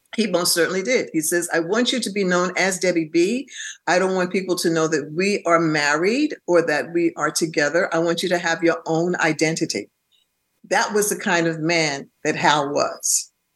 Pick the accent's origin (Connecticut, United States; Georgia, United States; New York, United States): New York, United States; New York City; also born or lived in Bronx; I was born in Harlem Hospital, and uh, and my parents stayed in Harlem up until I was about eleven or 12 mm-hmm. Then they purchased a home in the Bronx